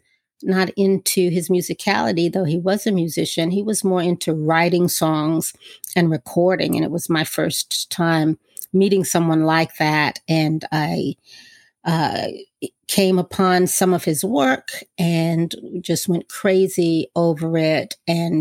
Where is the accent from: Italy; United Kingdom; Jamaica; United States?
United States; Washington, District of Columbia; I'm from Washington, D.C., and I still live here. And I was raised by my grandmother